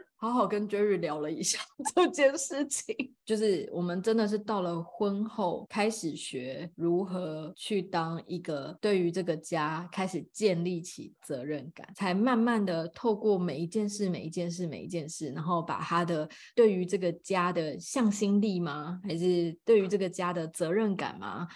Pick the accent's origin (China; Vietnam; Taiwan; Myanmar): Taiwan; Taipei; 我是台湾土生土长的